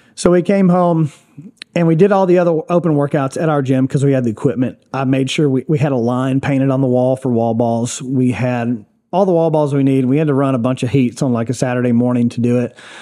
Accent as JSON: {"language": "English", "town": "Gallatin", "region": "Tennessee", "country": "United States", "tie": "born or raised there", "said": "I grew up in Gallatin"}